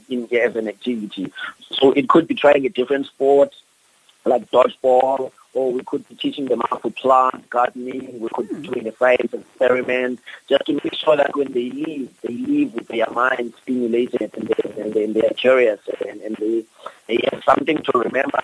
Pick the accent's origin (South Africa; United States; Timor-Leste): South Africa; Cape Town, Western Cape; I grew up in Philippi. I grew up between Philippi and Nyanga, which are very high crime areas